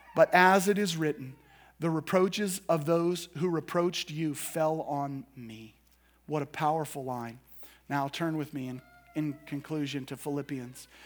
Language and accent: English; United States; us as American Christians